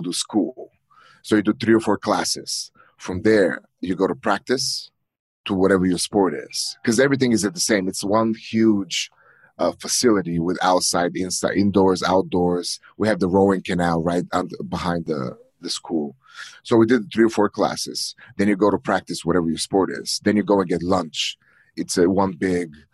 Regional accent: Plovdiv, Plovdiv Province, Bulgaria; English is a second language; moved away as an adult; also born or lived in Richmond, Virginia; now in United States; signed up to the European college in my hometown

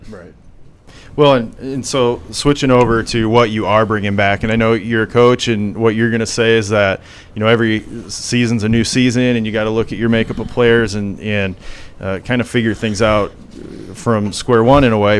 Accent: Sheldon, Iowa, United States; I'm from Sheldon. I grew up in Sheldon, Iowa.

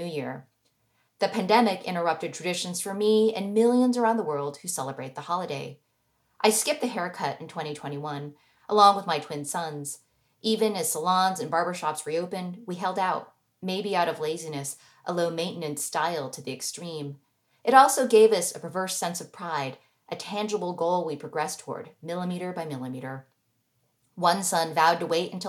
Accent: United States; the American-born daughter of immigrants

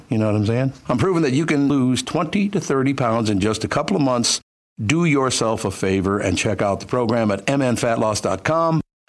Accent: Long Prairie, Minnesota, United States; I was born in Long Prairie, Minnesota

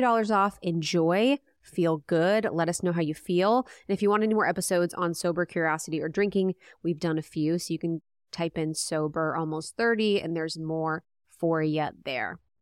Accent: Midwest, United States; moved away; I'm from the Midwest.

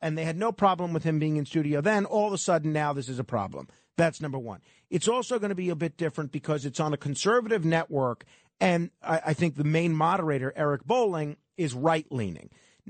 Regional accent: New York, United States; I'm a New Yorker. I grew up here

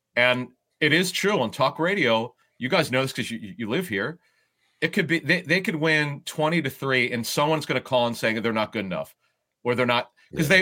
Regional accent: Philadelphia, Pennsylvania, United States; being a Philadelphian, being from this area

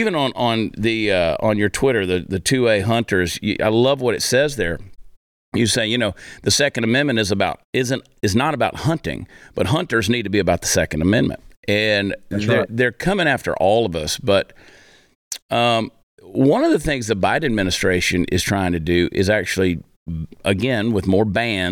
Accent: Georgia, United States; I grew up in Georgia

